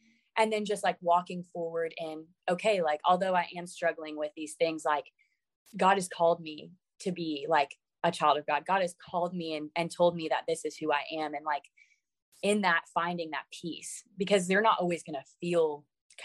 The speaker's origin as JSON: {"language": "English", "region": "Florida", "country": "United States", "tie": "born or raised there", "moved": "as an adult", "lives_now": "Virginia, United States", "said": "I moved all the way from my hometown in Florida to Virginia"}